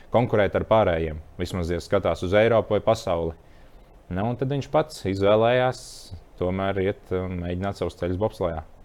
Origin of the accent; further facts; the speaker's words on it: Bauska, Latvia; moved away; also born or lived in Murjāņi; esmu no Bauskas nācis